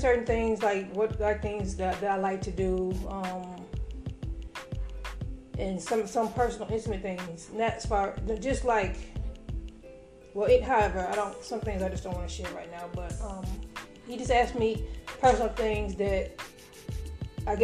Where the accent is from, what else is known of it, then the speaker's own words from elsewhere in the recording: Chicago, Illinois, United States; moved away; also born or lived in Indianapolis, Indiana; I came from Indianapolis and came from Indianapolis when I got here. I came to Chicago. I wound up going back home to Chicago.